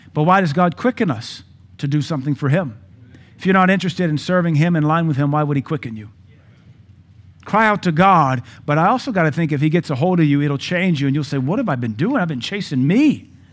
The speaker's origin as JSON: {"language": "English", "country": "United States", "said": "We are American"}